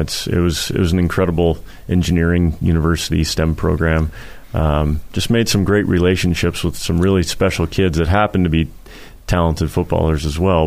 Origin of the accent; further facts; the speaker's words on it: Portland, Oregon, United States; growing up in Portland when I did